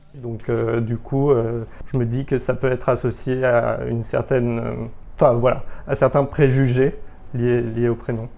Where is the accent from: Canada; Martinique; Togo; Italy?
Martinique; J'ai grandi à Martinique